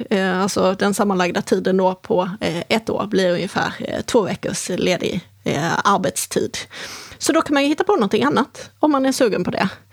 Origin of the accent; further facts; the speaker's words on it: Helsingborg, Skåne, Sweden; moved away; det är ju Helsingborg. Så att det är mina hemtrakter